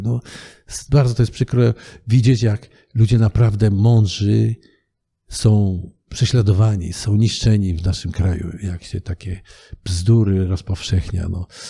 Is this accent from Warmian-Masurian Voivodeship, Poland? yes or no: no; Kielce, Świętokrzyskie Voivodeship, Poland; also born or lived in Wałbrzych; się wychowaliśmy w Kielcach, przypuśćmy, prawda? Urodziłem się w Wałbrzychu.